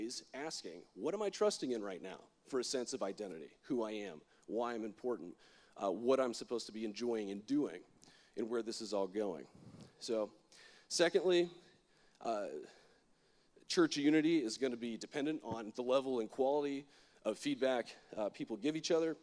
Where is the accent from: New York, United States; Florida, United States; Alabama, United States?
Florida, United States; I'm from Florida. My worldview is a little bit different than everybody else's because Florida is weird